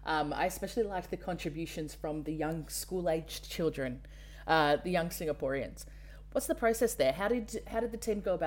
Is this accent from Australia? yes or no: yes; Australia; accent: Australian; I'm a white Western woman, as you can tell from my terrible Australian accent.